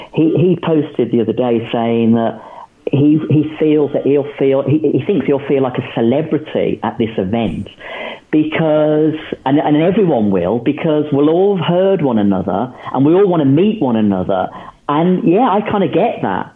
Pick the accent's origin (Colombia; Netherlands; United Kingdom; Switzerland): United Kingdom; England; we're British, we're English